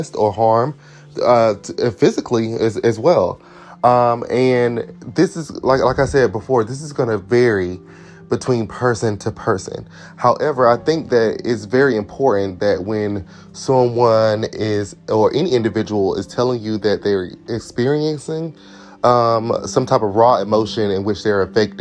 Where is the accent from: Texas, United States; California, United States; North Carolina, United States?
North Carolina, United States; Durham; I'm from Durham, North Carolina, in the States.